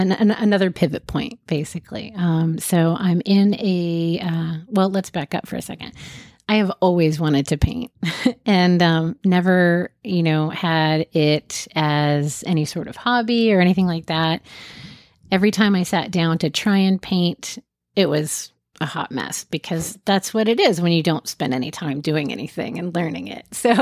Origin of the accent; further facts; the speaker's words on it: Jacksonville, Florida, United States; born there; I was born in Jacksonville, and my mom and I moved every year until seventh grade.